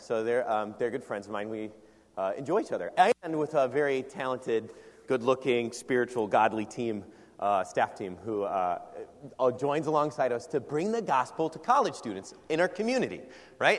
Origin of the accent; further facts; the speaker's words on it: Iowa, United States; also born or lived in Brazil; we're both from Iowa